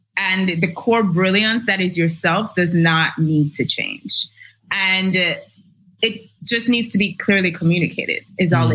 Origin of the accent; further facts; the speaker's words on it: Jamaica; I am Jamaican born, raised in Jamaica. I currently work in Jamaica